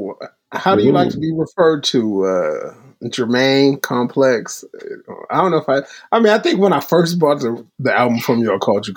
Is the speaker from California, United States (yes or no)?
yes; Long Beach, California, United States; Born and raised in Long Beach, California, with family throughout Compton, Watts, and other parts of South Los Angeles